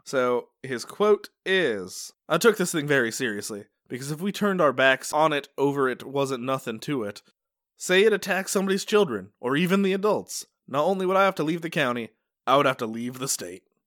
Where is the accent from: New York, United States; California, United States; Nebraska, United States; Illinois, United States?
New York, United States; Utica; I'm from Utica